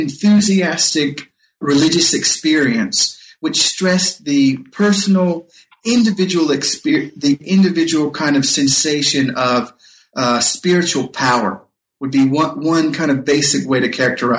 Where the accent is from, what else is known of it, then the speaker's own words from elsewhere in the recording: North Carolina, United States; When I was a boy growing up in North Carolina, my father had a big Grundig German radio that he brought back from his time when he was serving in the army in Europe.